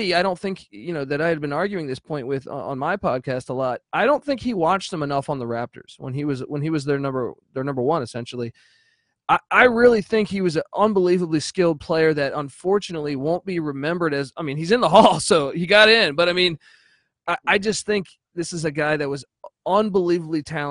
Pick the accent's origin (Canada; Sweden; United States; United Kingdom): United States; Washington, District of Columbia; I grew up in the Washington, D.C. area